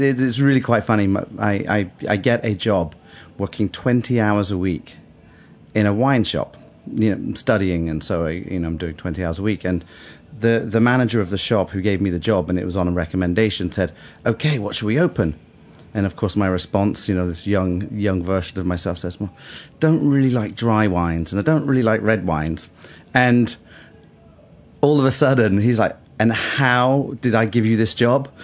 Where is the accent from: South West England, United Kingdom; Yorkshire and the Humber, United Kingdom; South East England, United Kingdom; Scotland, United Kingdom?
South West England, United Kingdom; Bath; moved away as an adult; also born or lived in London; Bath. Uh, it's oh. a town west of uh, England